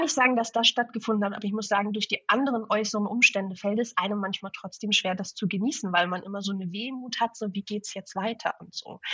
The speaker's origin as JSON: {"language": "German", "region": "Hamburg", "country": "Germany", "tie": "born or raised there", "also_born_or_lived": "Sylt / southern Sweden", "moved": "as an adult", "lives_now": "Sweden", "said": "ich bin in Hamburg aufgewachsen, auch in der Großstadt"}